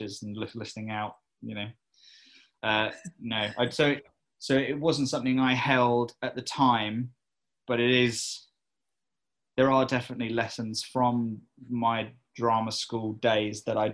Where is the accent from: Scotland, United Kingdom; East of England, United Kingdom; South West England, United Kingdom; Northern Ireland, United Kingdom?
East of England, United Kingdom; Cambridge; I am from Cambridge